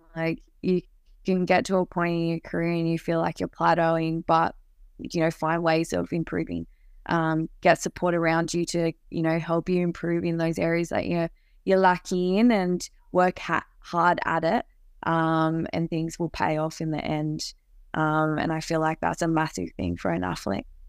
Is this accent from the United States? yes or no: no; Canberra, Australian Capital Territory, Australia; to play for my hometown